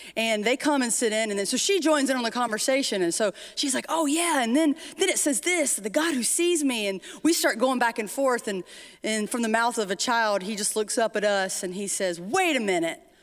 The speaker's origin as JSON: {"language": "English", "town": "Timmonsville", "region": "South Carolina", "country": "United States", "tie": "born or raised there", "said": "I grew up in Timonsville, Florence, South Carolina area"}